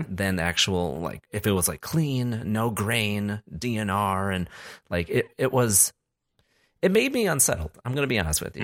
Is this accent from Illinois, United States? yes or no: yes; Chicago, Illinois, United States; I hail from Chicago. I'm in Chicago right now.